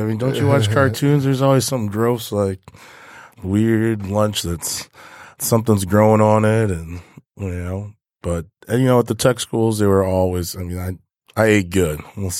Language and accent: English; Michigan, United States; also born or lived in Ohio; yeah, I think we are. I think I'm from Michigan.